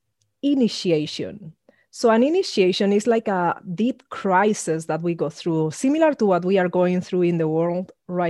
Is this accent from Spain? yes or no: yes; Spain; I grew up in Spain, being the only Black person around that I met until I was 13, about to turn 14